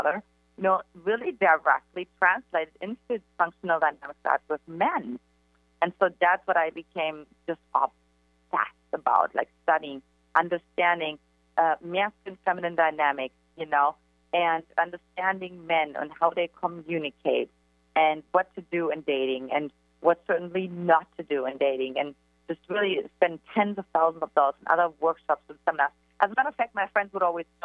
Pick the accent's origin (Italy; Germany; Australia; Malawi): Germany; eastern Germany; English is a second language; now in San Diego, United States; for me, everything started in Eastern Germany, in case you can't detect from my accent.